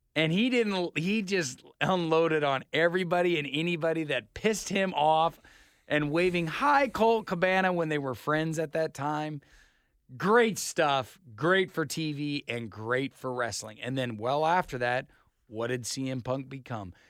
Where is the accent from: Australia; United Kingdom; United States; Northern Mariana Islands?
United States; Idaho; I'm from Idaho